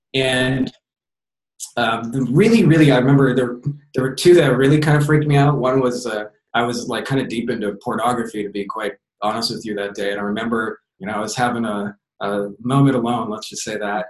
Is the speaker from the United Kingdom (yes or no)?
no; Windsor, Ontario, Canada; just moved back to my hometown of Windsor, Ontario, Canada